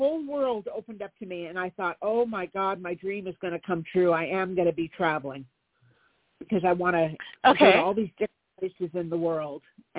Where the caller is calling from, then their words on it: California, United States; Hi, this is …, and I'm in California.